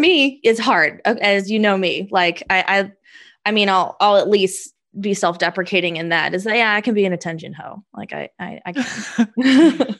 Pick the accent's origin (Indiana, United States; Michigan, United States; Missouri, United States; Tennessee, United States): Indiana, United States; Indianapolis; I'm from Indy